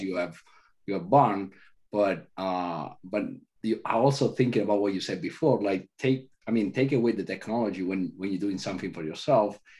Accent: Italy; moved away; I growing up in Italy, I went to classical studies

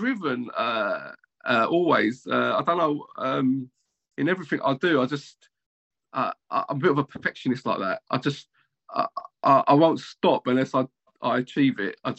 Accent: London, United Kingdom; when I was a kid, I grew up in Canning Town, Upton Park, council flats.

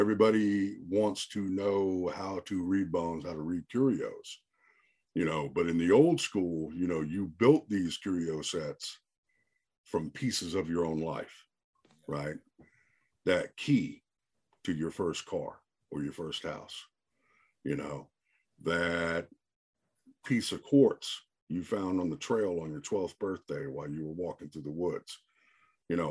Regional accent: the South, United States; now in New Jersey, United States; I grew up in the South. You know, I spent, you know, my formative years in the South, in the woods.

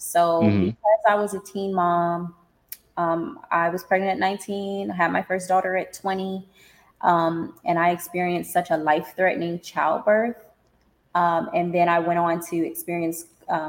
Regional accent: California, United States; moved away as an adult; also born or lived in Nevada; I'm originally from Cali

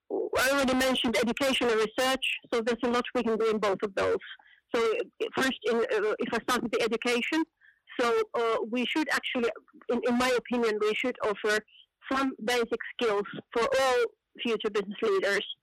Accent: Finland; come from Finland, where I'm also working working now for, for a longer time.

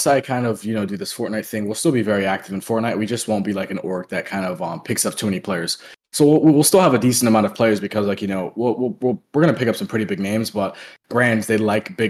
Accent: Florida, United States; I'm from Florida as well

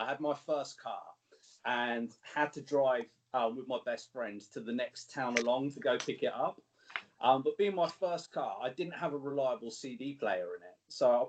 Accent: near Cambridge, East of England, United Kingdom; So I'm from England. We're not too far away from Cambridge. That's probably the most sort of recognizable place near me.

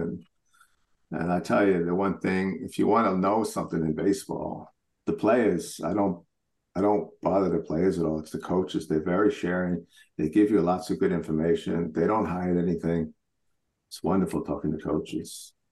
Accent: New York, United States; now in Switzerland; I grew up in New York, so I was a Met fan

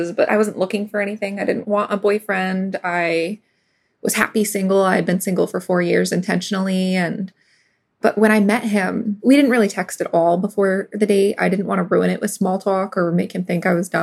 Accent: New York, United States; also born or lived in Los Angeles; I'm from New York.

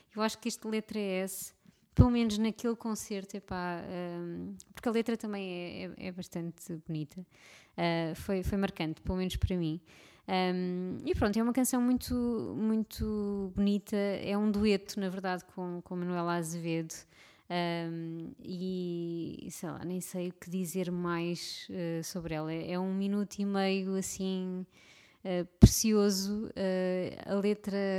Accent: Portugal; somos nós, portugueses

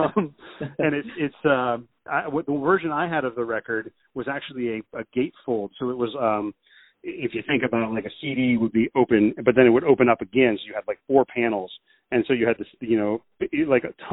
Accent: Yorktown, Virginia, United States; growing up in Hand Roads, Virginia, down in Yorktown

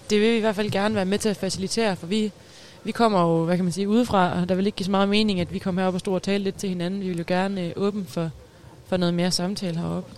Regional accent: Vodskov, North Denmark Region, Denmark; jeg er fra øh, Voskov

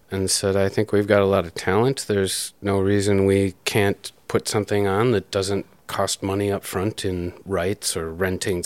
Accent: Green Bay, Wisconsin, United States; also born or lived in Milwaukee, Wisconsin / Watertown, Wisconsin; now in Kenosha, United States; Always Wisconsin, but I was a boy in Green Bay

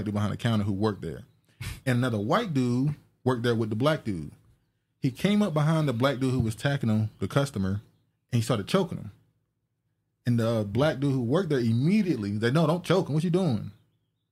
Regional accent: North Carolina, United States; I'm from North Carolina

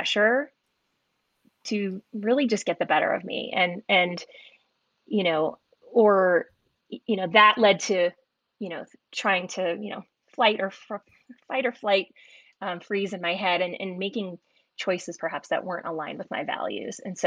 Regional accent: the Bay Area, Silicon Valley, California, United States; I grew up in the Bay Area, Silicon Valley

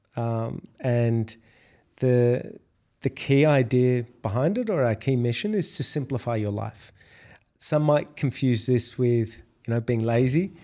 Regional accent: Australia; accent: Australian; moved away as an adult; now in Dubai, United Arab Emirates; if you can't tell by my accent, I'm Australian

